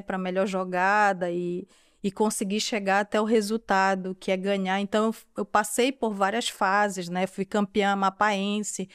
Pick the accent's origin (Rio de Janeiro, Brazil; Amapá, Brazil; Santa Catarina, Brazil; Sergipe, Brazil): Amapá, Brazil; Macapá; accent: tucuju; moved away as an adult; now in France; eu nasci em Macapá, na capital do estado do Amapá. O Amapá é um estado super recente do Brasil, tem uma grande fronteira a maior fronteira terrestre com a França, né, com a Guiana Francesa. E foi nesse lugar que eu passei grande parte da minha infância, a minha adolescência